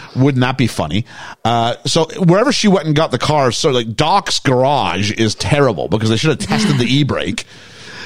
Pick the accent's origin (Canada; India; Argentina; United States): Canada; I'm from Canada, where like it's snowy